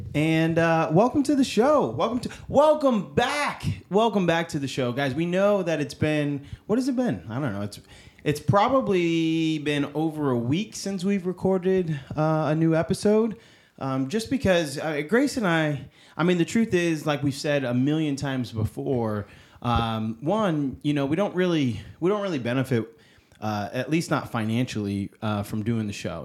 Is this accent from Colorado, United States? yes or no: no; upstate New York, United States; moved away; I am originally from New York. I'm from upstate New York. I'm not from New York City